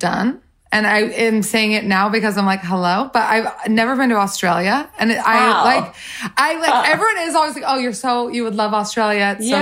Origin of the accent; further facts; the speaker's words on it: Salt Lake City, Utah, United States; I grew up in Salt Lake City, Utah, smaller town.